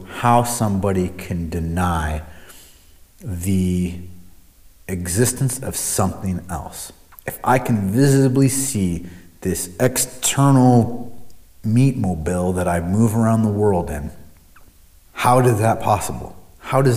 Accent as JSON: {"language": "English", "town": "Omaha", "region": "Nebraska", "country": "United States", "tie": "born or raised there", "moved": "yes", "said": "I grew up in Omaha, Nebraska"}